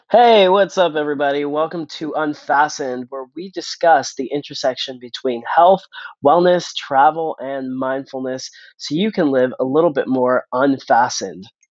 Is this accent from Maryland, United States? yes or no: no; Philadelphia, Pennsylvania, United States; moved away as an adult; also born or lived in New York City / Montreal, Canada; I was born and raised in Philadelphia, suburbs of Philadelphia to be exact